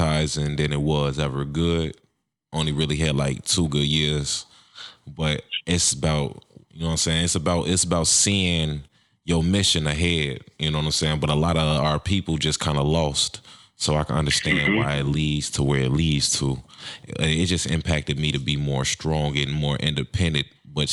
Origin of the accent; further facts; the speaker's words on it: Chicago, Illinois, United States; moved away as an adult; now in Minnesota, United States; I grew up in Chicago myself. I just recently moved to Minnesota about 2 years ago.